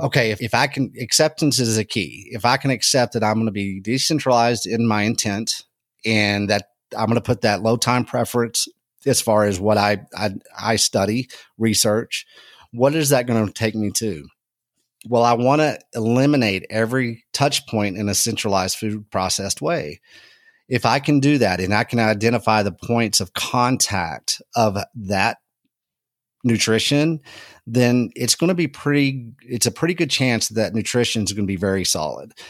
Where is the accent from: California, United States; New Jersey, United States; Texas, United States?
Texas, United States; I'm from Texas